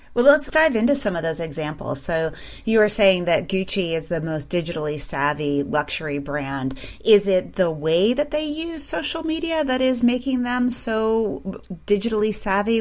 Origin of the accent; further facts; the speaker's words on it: Midwest, United States; I'm from the Midwest too